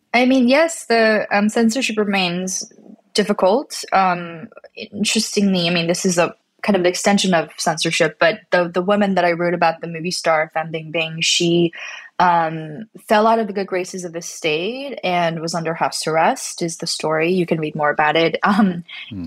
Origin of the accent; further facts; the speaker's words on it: Canada; I'm not American, I'm, I'm, from Canada and my family's from Korea